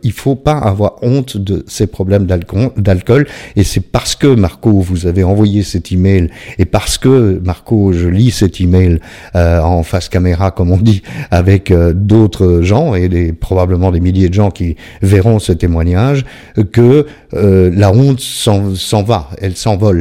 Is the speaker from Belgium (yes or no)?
yes; Belgium; je suis belge.